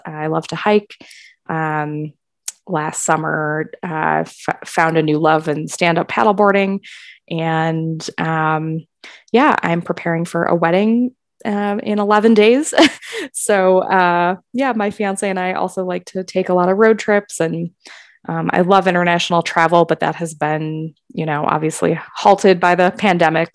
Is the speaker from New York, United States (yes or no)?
no; Milwaukee, Wisconsin, United States; moved away as an adult; also born or lived in Denver, Colorado; now in Parker, United States; I was born and raised in Milwaukee, Wisconsin